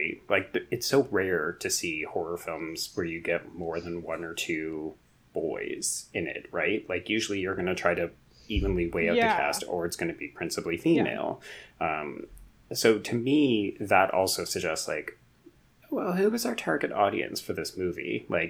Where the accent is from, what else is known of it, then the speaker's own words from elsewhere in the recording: Canada; I don't know that I want to claim this as a Canadian.